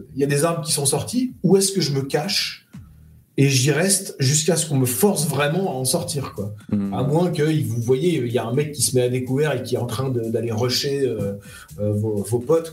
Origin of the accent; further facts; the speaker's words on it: France; je suis un Français moyen